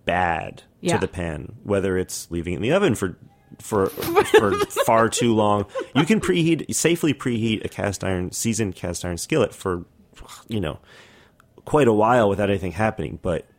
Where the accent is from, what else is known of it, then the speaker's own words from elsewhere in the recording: New York City, New York, United States; I'm from Brooklyn.